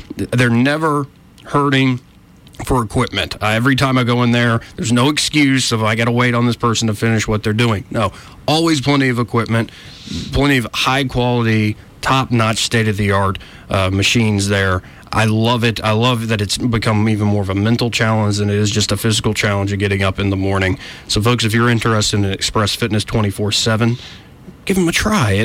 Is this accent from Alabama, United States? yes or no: yes; Montgomery, Alabama, United States; I'm 30 years old. I haven't really laid down too many roots, though I was born and raised in Montgomery.